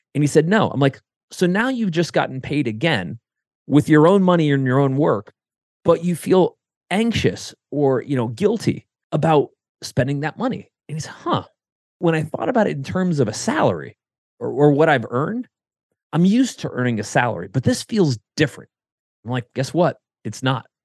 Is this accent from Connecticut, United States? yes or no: yes; Connecticut, United States; now in Columbus, United States; I grew up in Connecticut